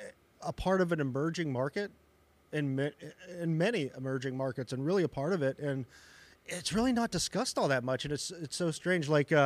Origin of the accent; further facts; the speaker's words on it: Western Pennsylvania, United States; moved away as an adult; now in Carbondale, United States; where I grew up in Western Pennsylvania